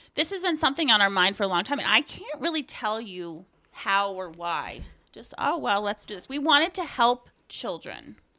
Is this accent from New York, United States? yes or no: no; Aroostook County, Maine, United States; I am from Aroostook County, from the same town that Amy is from. We grew up in the same church